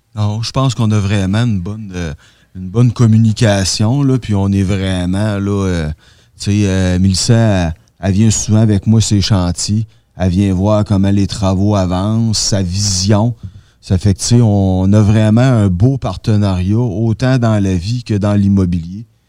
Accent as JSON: {"language": "French", "town": "Rivière-du-Loup", "region": "Quebec", "country": "Canada", "tie": "born or raised there", "moved": "as an adult", "lives_now": "Rimouski, Canada", "said": "je suis originaire de Rivière-du-Loup"}